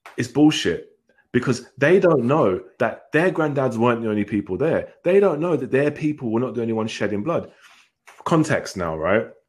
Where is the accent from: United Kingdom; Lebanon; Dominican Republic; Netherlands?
United Kingdom; England; I was born in England. I grew up in England